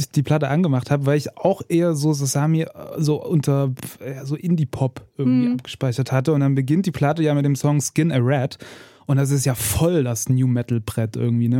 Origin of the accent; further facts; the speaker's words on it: Erzgebirge, Saxony, Germany; Also ich bin aus dem Erzgebirge